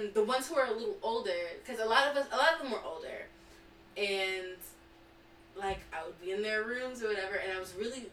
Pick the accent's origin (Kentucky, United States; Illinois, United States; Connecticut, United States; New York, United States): New York, United States; New York City; we're from Brooklyn.